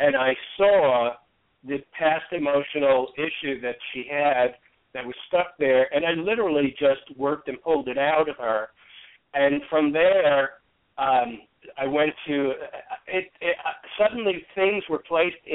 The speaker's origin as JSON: {"language": "English", "town": "New York City", "region": "New York", "country": "United States", "tie": "born or raised there", "said": "I grew up in New York City"}